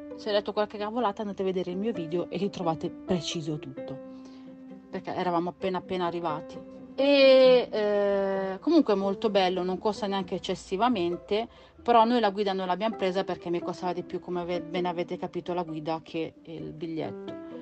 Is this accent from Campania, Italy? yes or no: yes; Campania, Italy; moved away; Io sono campana e nella mia città sul lungomare è pieno, attualmente non lo so perché manco da tanti anni